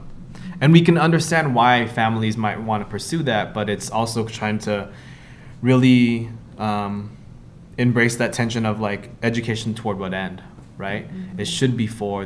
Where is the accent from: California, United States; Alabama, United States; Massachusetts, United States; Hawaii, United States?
Hawaii, United States; Kauai; growing up, my proximity and understanding around culture was heavily influenced by being Filipino in Hawaii, specifically in Kauai